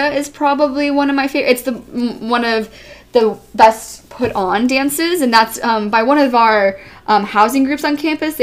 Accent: right outside of Denver, Colorado, United States; moved away as an adult; now in Grove City, United States; I'm from Colorado, right outside of Denver

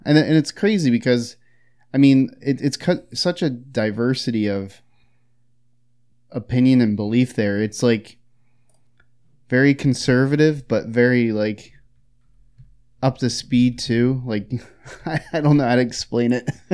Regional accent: Philadelphia, Pennsylvania, United States; I'm from Philadelphia

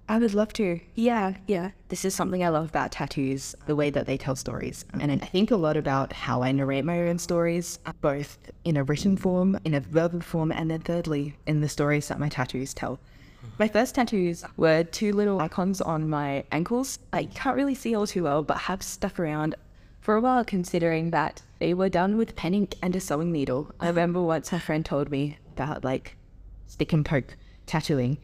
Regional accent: Adelaide, South Australia, Australia; moved away as an adult; I grew up in Adelaide, like I was born there, raised there, lived in the same like house until I went to Minerva

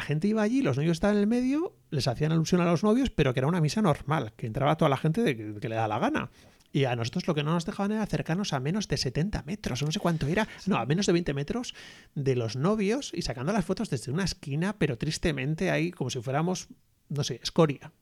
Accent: Basque Country, Spain; nosotros somos del País Vasco

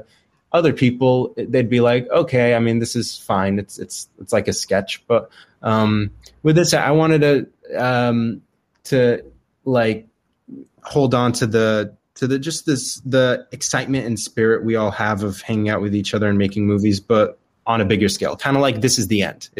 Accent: Dubai, United Arab Emirates; moved away as an adult; also born or lived in Arizona, United States; now in California, United States; I was born in Arizona, but I lived most of my life in Dubai, actually. So I lived there from when I was like 8 to the end of high school, and then I moved to California for college.

